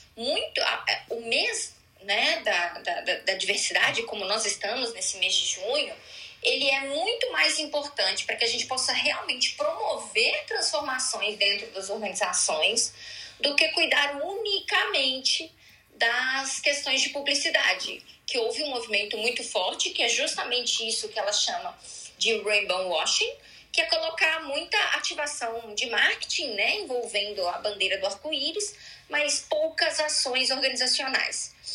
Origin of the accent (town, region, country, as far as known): Belo Horizonte, Minas Gerais, Brazil; accent: mineiro